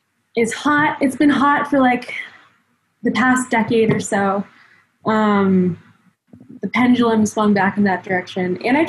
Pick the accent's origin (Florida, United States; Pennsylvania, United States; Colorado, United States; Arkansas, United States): Florida, United States; also born or lived in Taiwan / London / Providence; now in Denver, United States; I grew up in Florida